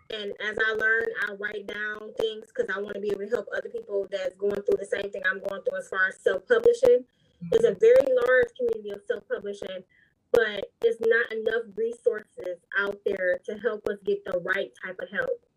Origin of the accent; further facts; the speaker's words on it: Detroit, Michigan, United States; I'm from Detroit, Michigan, born and raised.